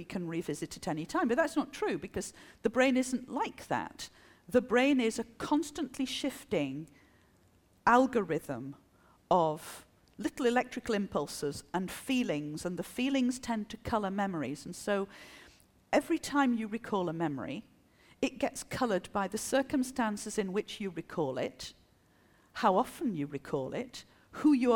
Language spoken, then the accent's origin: English; France; first language French; English is a second language; also born or lived in England; I'm French